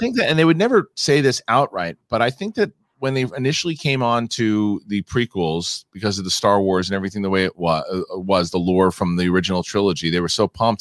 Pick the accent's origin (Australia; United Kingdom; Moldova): Australia; Darwin, Northern Territory; Darwin, Northern Ter-, Territory, Australia, which is my hometown